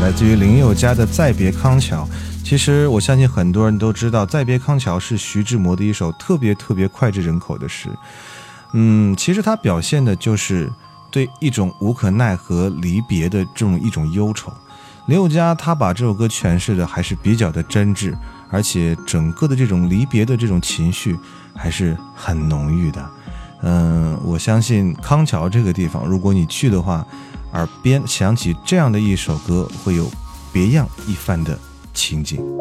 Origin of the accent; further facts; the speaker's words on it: Xi'an, Shaanxi, China; 来自我们西安本土的一位摇滚歌手